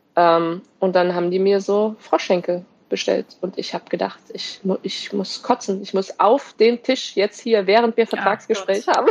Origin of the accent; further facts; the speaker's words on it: Germany; moved away; also born or lived in Wolfsburg / Potsdam; als Deutsche